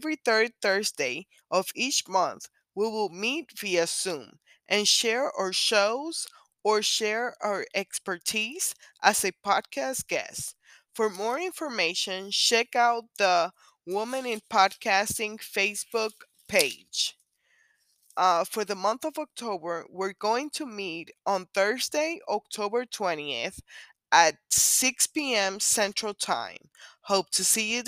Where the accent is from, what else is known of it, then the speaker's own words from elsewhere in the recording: Puerto Rico; now in Kansas, United States; I am originally from Puerto Rico, but I live in Kansas.